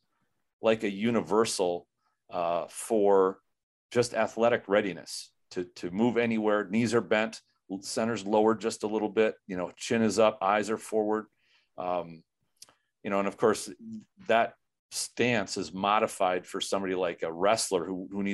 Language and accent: English; Minnesota, United States; I'm from Minnesota